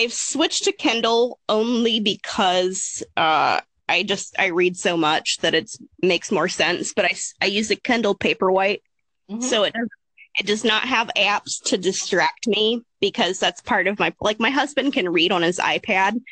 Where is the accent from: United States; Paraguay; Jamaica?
United States; Appalachia; I grew up in Appalachia